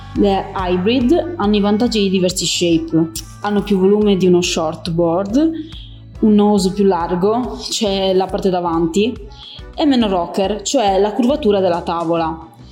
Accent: Cagliari, Sardinia, Italy; now in Taranto, Italy; sono sport leader fitness nello store di Taranto, ma nata e cresciuta a Cagliari, in Sardegna

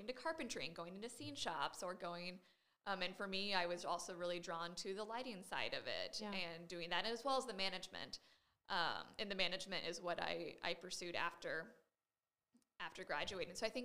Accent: Indiana, United States; moved away as an adult; also born or lived in Ohio / Berkeley, California / Connecticut; now in Fayetteville, United States; I'm originally from Indiana, and I started in theater in high school and community theater then as well

